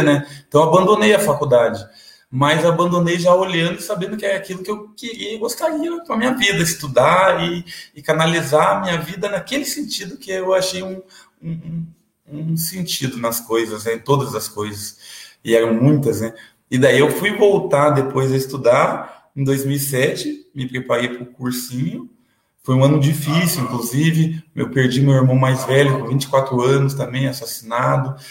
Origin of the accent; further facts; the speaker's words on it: Paraná, Brazil; also born or lived in São Paulo; Aqui no Paraná, eu fui batizado, eh, batizado, não foi registrado no cartório do lado do presídio, ali do AU e morei na é região metropolitana de Curitiba, Almirante Tamandaré, depois morei é 15 anos em Piraquara